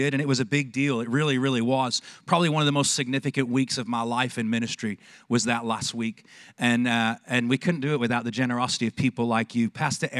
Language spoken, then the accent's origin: English; Manchester, North West England, United Kingdom; also born or lived in Texas; now in Longview, United States; I was born in Manchester, England